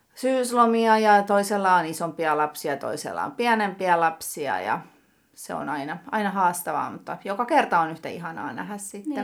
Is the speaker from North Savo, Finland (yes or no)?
no; Tampere, Pirkanmaa, Finland; also born or lived in Lentävänniemi, Tampere; Kolmannella luokalla muutettiin Hervantaan